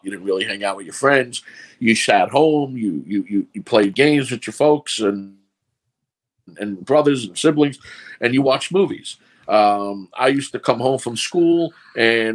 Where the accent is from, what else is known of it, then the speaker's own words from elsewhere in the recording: New York City, New York, United States; accent: New York; also born or lived in Brooklyn; Born in Brooklyn, raised in Queens, New York City.